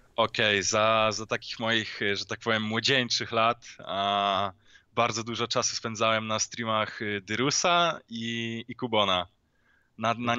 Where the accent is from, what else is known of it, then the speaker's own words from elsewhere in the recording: Poland; skąd pochodzę? No, w sensie no z Polski